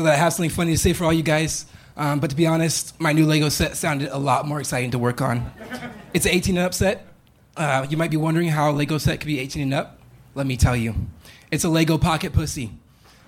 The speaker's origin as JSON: {"language": "English", "town": "Bakersfield", "region": "California", "country": "United States", "also_born_or_lived": "Seattle", "moved": "yes", "lives_now": "Austin, United States", "said": "I'm from Bakersfield, California"}